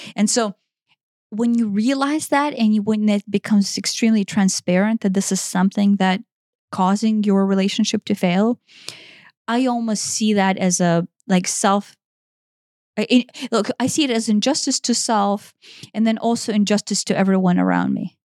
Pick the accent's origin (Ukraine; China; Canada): Ukraine; moved away; based on my upbringing and how I was raised in Eastern Europe